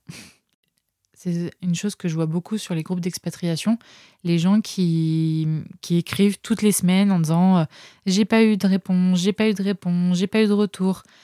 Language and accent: French; France; moved away as an adult; also born or lived in Montreal, Canada; mon retour en France